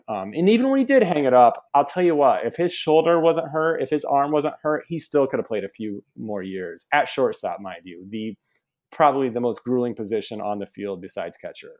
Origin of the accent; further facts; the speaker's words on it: Central Illinois, United States; growing up in Illinois